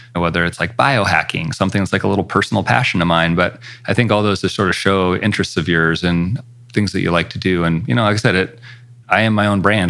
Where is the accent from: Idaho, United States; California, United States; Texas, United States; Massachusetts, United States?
Idaho, United States; Coeur d'Alene; moved away as an adult; also born or lived in Seattle / Los Angeles; now in Spokane, United States; I grew up in Coeur d'Alene, Idaho, which is just across the border from Spokane